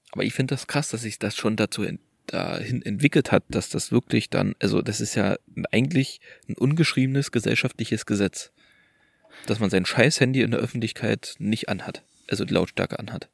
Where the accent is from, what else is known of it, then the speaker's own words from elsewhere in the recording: Germany; moved away; in der alten Heimat und wir kommen ja aus Orten nahe der polnischen Grenze